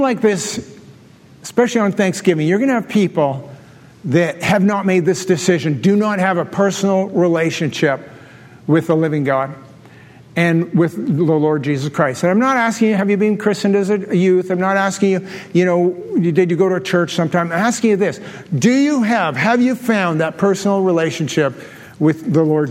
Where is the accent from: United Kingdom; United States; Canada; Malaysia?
Canada; I'm a Canadian